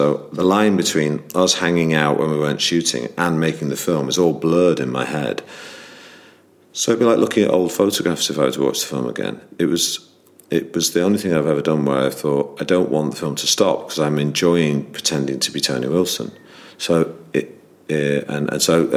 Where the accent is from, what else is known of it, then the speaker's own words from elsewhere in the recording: Manchester, North West England, United Kingdom; I grew up in Manchester